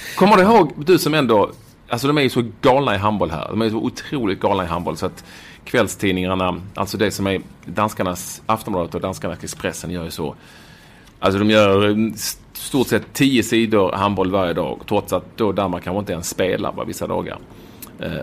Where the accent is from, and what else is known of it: Malmö, Skåne, Sweden; born or raised there; moved away as an adult; also born or lived in Copenhagen, Denmark; now in Denmark